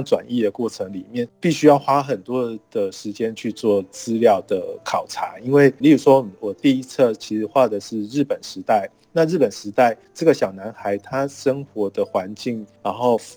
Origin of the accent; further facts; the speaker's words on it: Tainan, Taiwan; 我也是台南人